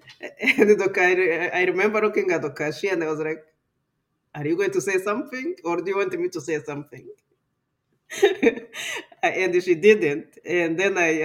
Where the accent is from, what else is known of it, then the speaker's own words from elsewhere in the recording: Rwanda; first language Kinyarwanda; English is a second language; now in Canada; Kinyarwanda, which is my mother tongue